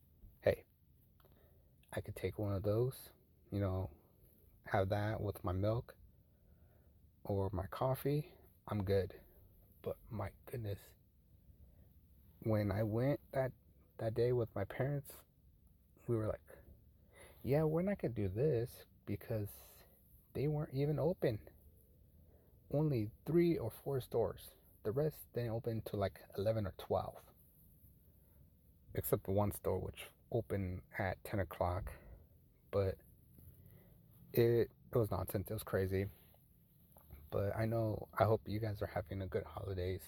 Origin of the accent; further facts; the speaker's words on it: Fullerton, California, United States; back in my hometown, Fullerton